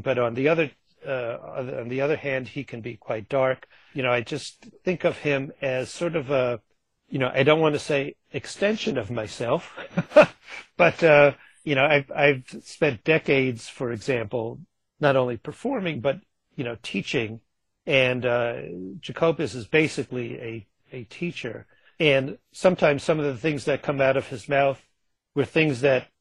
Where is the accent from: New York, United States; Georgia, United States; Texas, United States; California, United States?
New York, United States; Long Island; She and I grew up on Long Island together